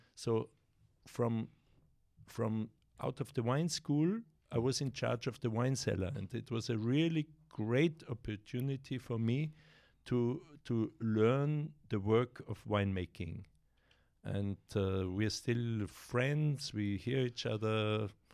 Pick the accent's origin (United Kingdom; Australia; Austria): Austria; Carinthia; English is a second language; now in South Tyrol, Italy; I grew up in Carinthia